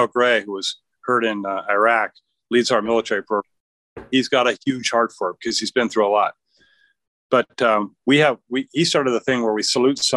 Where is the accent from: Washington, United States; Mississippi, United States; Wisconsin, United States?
Washington, United States; Seattle; also born or lived in Pullman, Washington; I grew up in the Seattle area